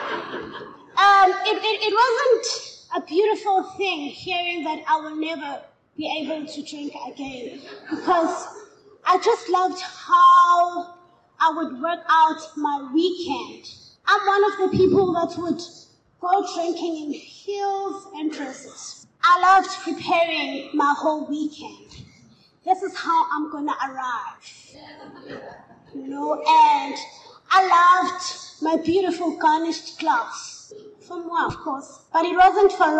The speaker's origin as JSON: {"language": "English", "town": "Katlehong", "region": "Gauteng", "country": "South Africa", "said": "I'm from Katlehong."}